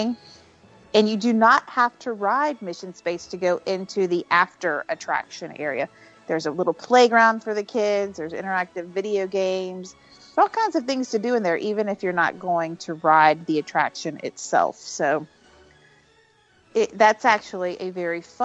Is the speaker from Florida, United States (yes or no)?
yes; Florida, United States; When I was a kid growing up in Florida, I lived on a creek